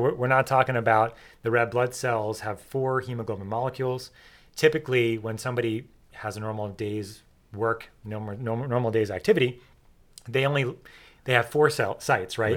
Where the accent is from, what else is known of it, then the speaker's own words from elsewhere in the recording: New York, United States; I grew up in New York